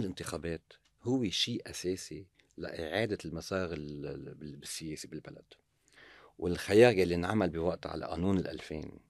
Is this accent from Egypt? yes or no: no; Lebanon; نحن اللبنانيين